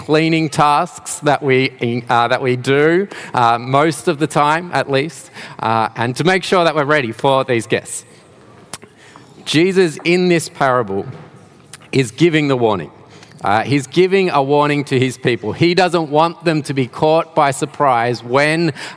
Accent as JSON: {"language": "English", "town": "Melbourne", "region": "Victoria", "country": "Australia", "tie": "born or raised there", "moved": "as an adult", "lives_now": "Geelong, Australia", "said": "I am not originally from Geelong. I did grow up in Melbourne, not too far from here actually, around Dandenong and Ringwood areas."}